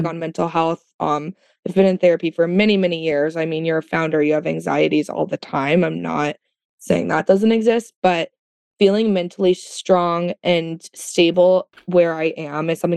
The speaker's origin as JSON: {"language": "English", "region": "Florida", "country": "United States", "said": "um, I'm from Florida. I'm not that southern, but like I am."}